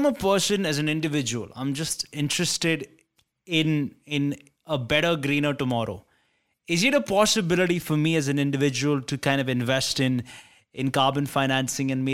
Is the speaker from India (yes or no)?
yes; India; as an Indian